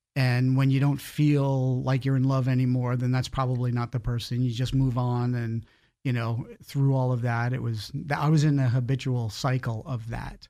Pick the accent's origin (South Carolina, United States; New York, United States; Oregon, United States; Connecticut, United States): New York, United States; Long Island; moved away as an adult; now in Florida, United States; I grew up in New York, um, born and raised there on Long Island, a small town out there